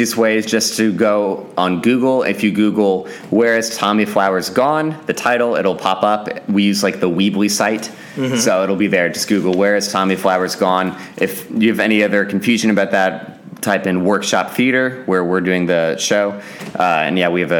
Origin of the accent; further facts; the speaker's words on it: Houston, Texas, United States; moved away; I was growing up in Houston